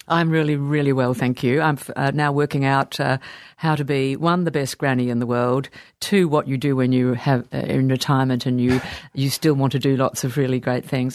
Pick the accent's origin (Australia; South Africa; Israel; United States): Australia; Sydney, New South Wales; I was born in Sydney. We lived very close to La Perouse.